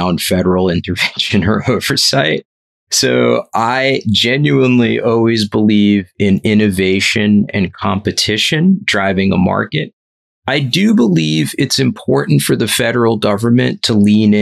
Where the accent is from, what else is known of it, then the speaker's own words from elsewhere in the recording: New Jersey, United States; I'm from Jersey